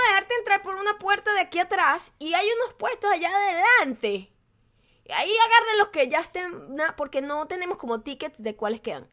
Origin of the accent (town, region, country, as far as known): Venezuela; moved away